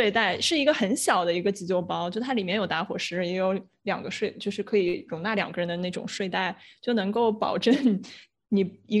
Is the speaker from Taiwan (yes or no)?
no; China; 可能中国人就是跟自然的连接比较少，所以我们从小都是在城市长大，没有想过去自然需要操心这么多的事儿。